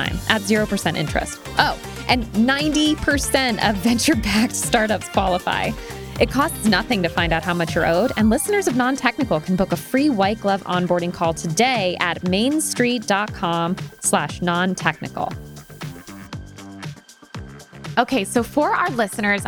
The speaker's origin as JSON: {"language": "English", "region": "Connecticut", "country": "United States", "said": "That's actually right where I'm from. I'm from Connecticut"}